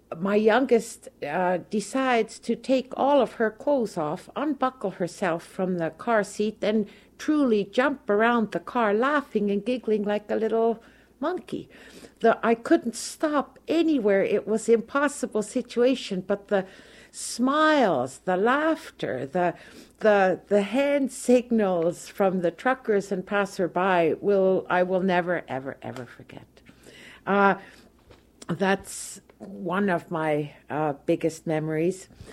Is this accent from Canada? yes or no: yes; Toronto, Ontario, Canada; moved away as an adult; now in Okemos, United States; I am originally from Toronto, Canada